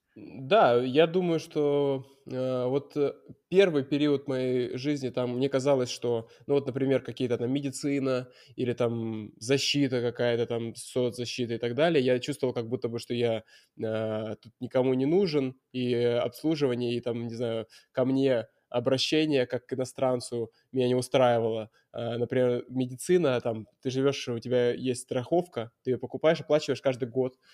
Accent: Murmansk, Murmansk Oblast, Russia; moved away as an adult; also born or lived in Veliky Novgorod / Moscow; Я приехал в Мурманск, сначала в Мурманске, но это, конечно, мой родной город

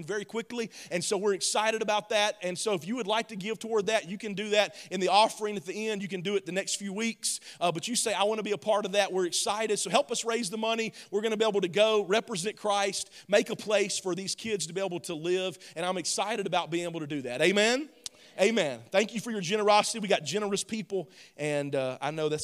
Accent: the South, United States; I'm from the South, so we say grandmamas

